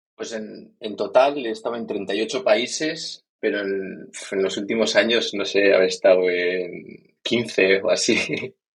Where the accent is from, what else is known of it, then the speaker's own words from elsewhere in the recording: Elizondo, Navarre, Spain; moved away; yo soy de, Navarra, de, de, Elizondo, de un pueblo, del Valle del Baztán